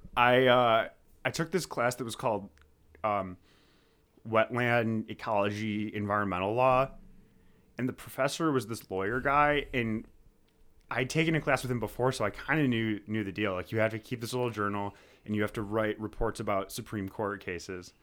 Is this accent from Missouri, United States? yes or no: no; Amherst, New York, United States; also born or lived in Buffalo, New York; I was born in Amherst, New York. I've been living and working in the Buffalo area for, for quite a while now